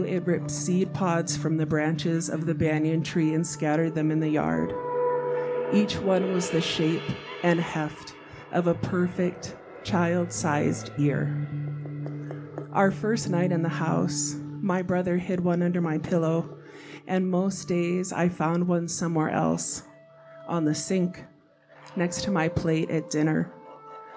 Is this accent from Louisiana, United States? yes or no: no; Hawaii, United States; moved away as an adult; also born or lived in Wisconsin; now in Boise, United States; I'm from Hawaii, but I went to college in Wisconsin